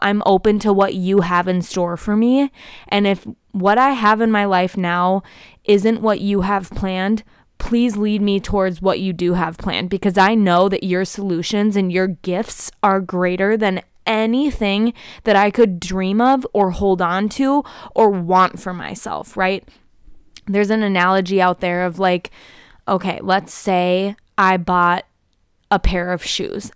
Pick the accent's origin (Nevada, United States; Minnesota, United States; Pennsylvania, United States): Minnesota, United States; Prior Lake; born or raised there